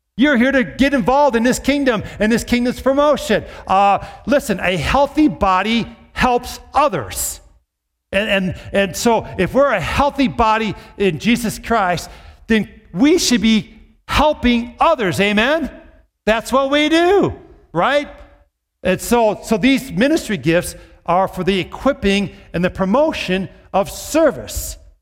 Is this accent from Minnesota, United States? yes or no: yes; Brooklyn Park, Minnesota, United States; I grew up in the Twin Cities, in the suburb, Brooklyn Park.